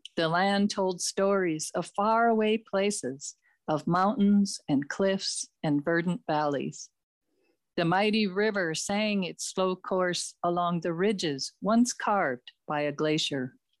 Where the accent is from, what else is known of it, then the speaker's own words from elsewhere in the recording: Minneapolis, Minnesota, United States; I grew up in Minneapolis